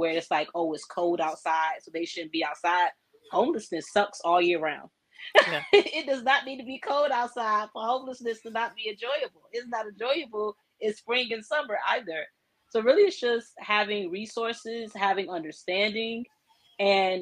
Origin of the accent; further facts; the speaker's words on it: Newport News, Virginia, United States; I'm a native of Hampton Roads, Virginia, born and raised in Newport News